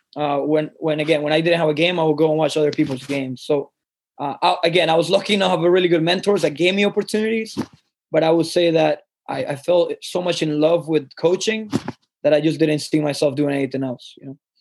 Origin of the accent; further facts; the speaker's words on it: Colombia; I grew up in Colombia